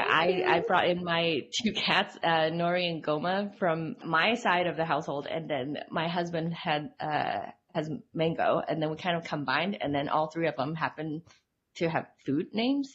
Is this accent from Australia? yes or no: no; Hong Kong; now in Utah, United States; I grew up in Hong Kong and I've been in Utah for like the past 12 years